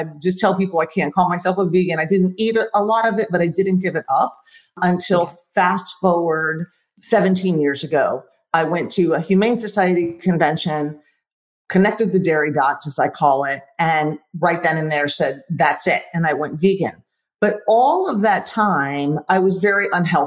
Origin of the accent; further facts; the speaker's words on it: Florida, United States; now in Texas, United States; I'm from Florida. I currently live in Texas.